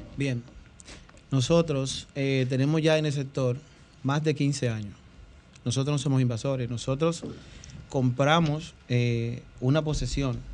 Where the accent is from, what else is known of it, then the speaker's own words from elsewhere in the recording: Dominican Republic; somos dominicanos